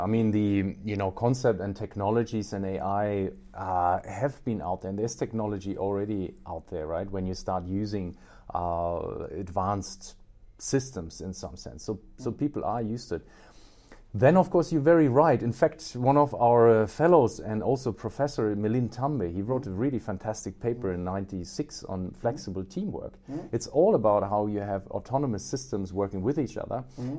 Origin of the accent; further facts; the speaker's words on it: Australia; When I was in Australia, by the way, I'm Australian too.